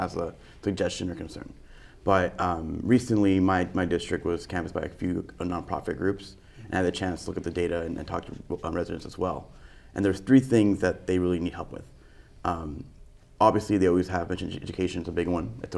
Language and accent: English; Costa Mesa, California, United States; my time growing up in Costa Mesa